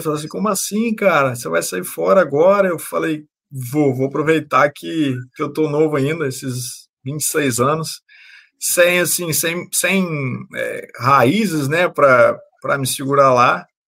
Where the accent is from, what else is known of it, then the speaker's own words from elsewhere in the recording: Campos dos Goytacazes, Rio de Janeiro, Brazil; Eu sou do Rio de Janeiro, né, na cidade de Campos Goitacazes, no interior do Rio de Janeiro.